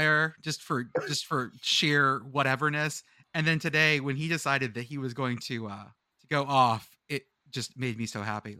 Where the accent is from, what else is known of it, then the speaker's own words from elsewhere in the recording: Edinburg, Texas, United States; moved away; I'm from Edinburgh, and so I grew up around UTP, and my mom went there.